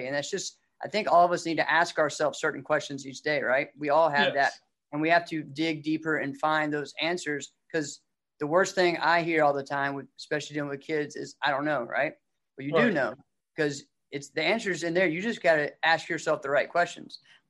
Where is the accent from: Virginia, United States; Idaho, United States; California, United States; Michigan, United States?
Virginia, United States; Rustburg; I was down close to Bear Creek. I was Red House Road.